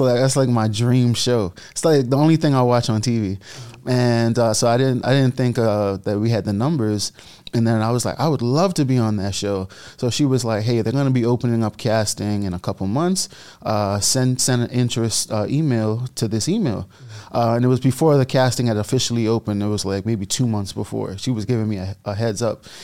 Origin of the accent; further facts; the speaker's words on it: Bahamas; moved away; I was born and raised in the Bahamas, which my country loved.